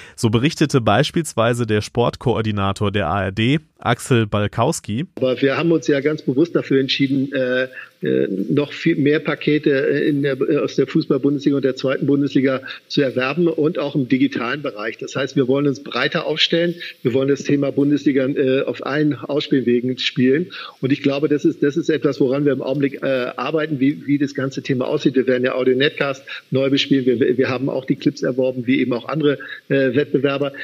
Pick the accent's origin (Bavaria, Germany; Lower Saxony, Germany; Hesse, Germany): Bavaria, Germany; Upper; ich bin Oberbayer